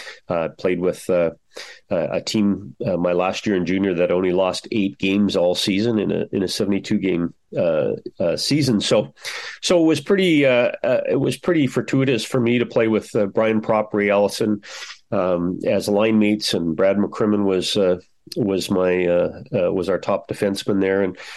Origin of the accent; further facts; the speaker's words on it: Brandon, Manitoba, Canada; moved away as an adult; also born or lived in Saskatchewan; now in Ottawa, Canada; I grew up in Western Canada. I'm a Saskatchewan boy. Lived there for the first 9 years of my life. And when I was nine, we moved east, if you would, to Brandon, Manitoba.